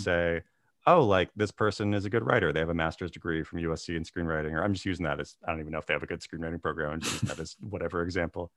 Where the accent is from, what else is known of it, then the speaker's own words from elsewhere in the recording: Tulalip Reservation, Washington, United States; I grew up on the Tulalip Reservation, about, like, forty-five minutes north of Seattle